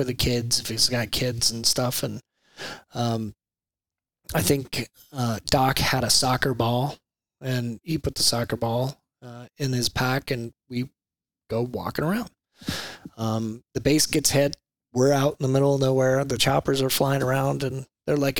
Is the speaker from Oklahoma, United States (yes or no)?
yes; Enid, Oklahoma, United States; I grew up in Enid, Oklahoma, a little bitty small farm town up by the panhandle of Oklahoma.